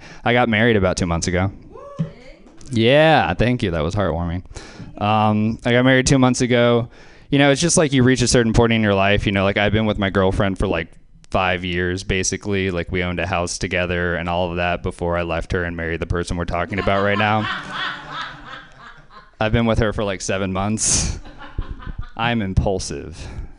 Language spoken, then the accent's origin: English; Louisiana, United States; So something else I liked about growing up in Louisiana being named … is you have a lot of company.